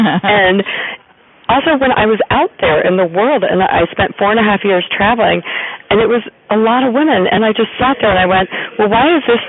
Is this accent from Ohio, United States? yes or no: yes; Ohio, United States; also born or lived in Kentucky; yes, I'm from Ohio and Kentucky, and, you know, half an hour from where I grew up, there are people who have never been 5 miles out of their own radius